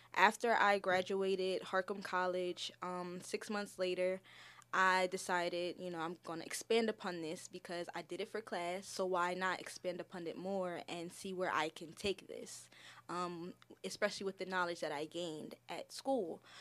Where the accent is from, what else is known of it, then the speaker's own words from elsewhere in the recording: Milford, Delaware, United States; also born or lived in Philadelphia, Pennsylvania; I was born in Milford, Delaware. uh, raised throughout Delaware and the Philadelphia areas with my mother and my brother